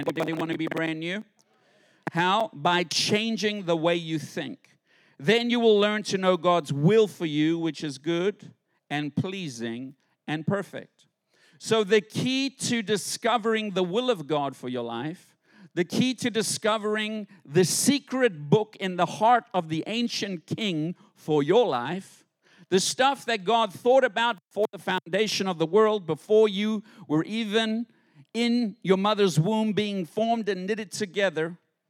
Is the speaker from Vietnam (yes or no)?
no; South Africa; now in United States; When I came to America, because I grew up in South Africa under British rule.